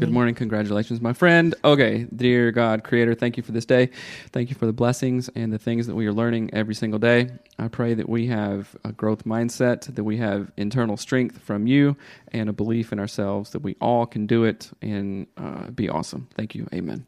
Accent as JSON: {"language": "English", "region": "the South", "country": "United States", "tie": "born or raised there", "said": "growing up in the South"}